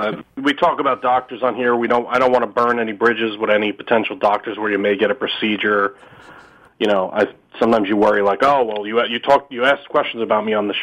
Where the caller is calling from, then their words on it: New York, United States; from New York.